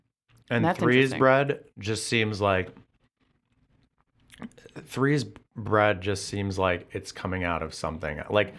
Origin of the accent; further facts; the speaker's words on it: West Coast, United States; now in Chicago, United States; growing up where I grew up on the West Coast